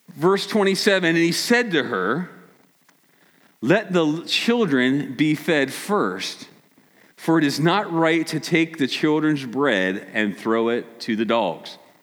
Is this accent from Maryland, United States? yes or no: yes; Maryland, United States; Us from Maryland